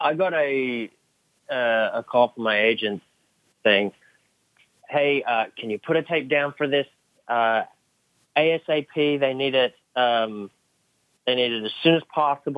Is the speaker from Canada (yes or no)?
no; Sydney, New South Wales, Australia; born or raised there; also born or lived in England